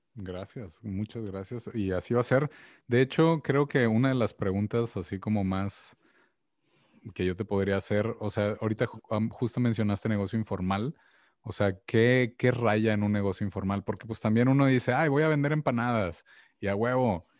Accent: Mexico; como mexicano

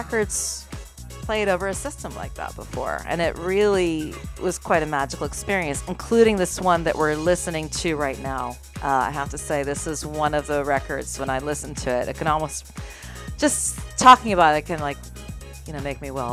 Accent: Massachusetts, United States; moved away as an adult; also born or lived in London; now in New York City, United States; I came here from Massachusetts

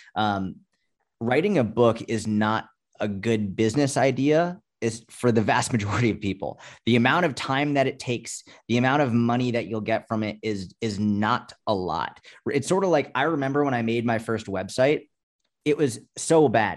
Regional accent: Boston, Massachusetts, United States; I grew up in Boston or outside of Boston.

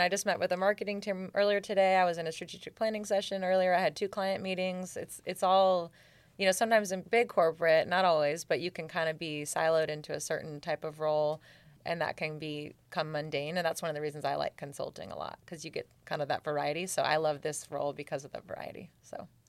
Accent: Seattle, Washington, United States; moved away; also born or lived in Germany / Georgia; I'm from Seattle.

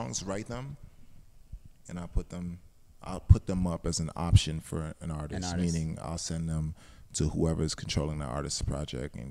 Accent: Georgetown, Guyana; moved away; also born or lived in New York, United States; I grew up in Guyana also, mm-hmm. Georgetown, Guyana

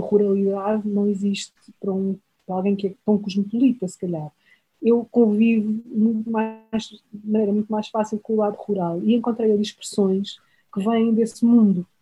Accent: Portugal; eu, que venho de Portugal, chego ao Brasil

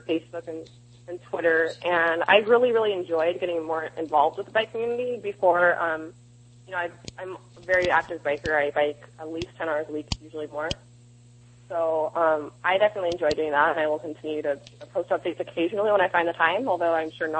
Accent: East Bay, San Francisco Bay Area, California, United States; moved away as an adult; now in Los Angeles, United States; I grew up in the Bay Area, in East Bay.

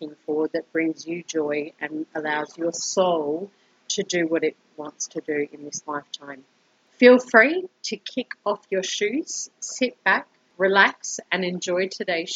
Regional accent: Brisbane, Queensland, Australia; moved away as an adult; now in Colombia; I am originally from Brisbane, Australia, and have been living in Colombia for almost 2 years now

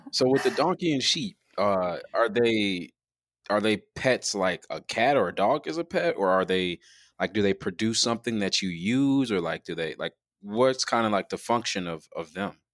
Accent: Chicago, Illinois, United States; now in Tempe, United States; growing up in Chicago

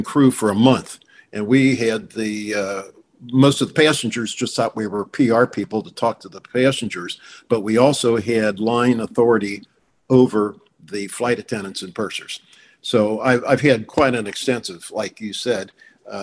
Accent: Cincinnati, Ohio, United States; moved away as an adult; also born or lived in Indianapolis / Dayton / Kansas City; So I came back to my hometown.

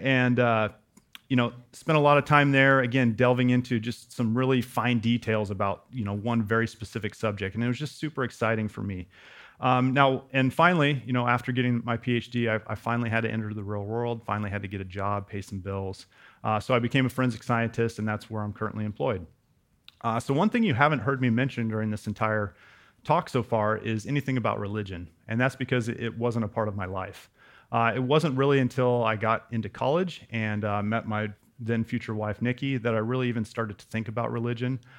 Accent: West Coast, United States; also born or lived in Wyoming; I grew up on the West Coast, but we spent a few years in Wyoming.

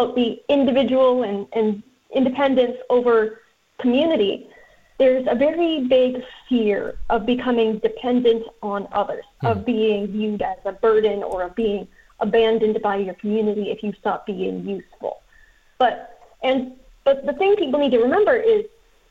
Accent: United States; I'm American

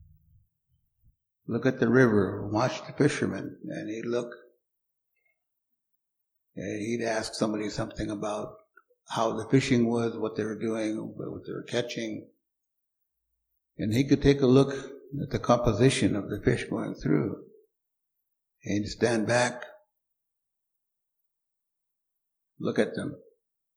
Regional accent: Umatilla Reservation, Oregon, United States; I grew up on the Umatilla Reservation

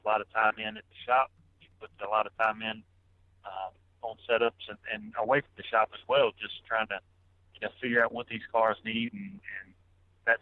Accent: East Coast, United States; I grew up racing here on the East Coast

